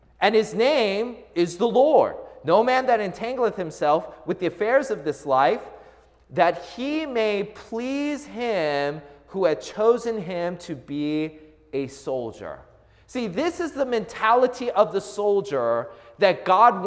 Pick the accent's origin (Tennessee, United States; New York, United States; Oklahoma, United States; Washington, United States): Washington, United States; Seattle; I grew up in the Seattle area.